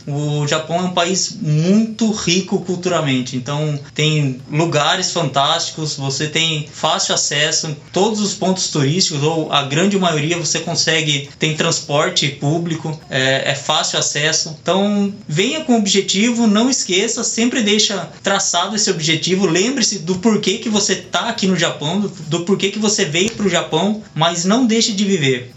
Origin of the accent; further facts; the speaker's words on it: Brazil; moved away as an adult; now in Japan; eu estou voltando para o Brasil, que é o lugar que eu quero viver, que eu amo, a minha terra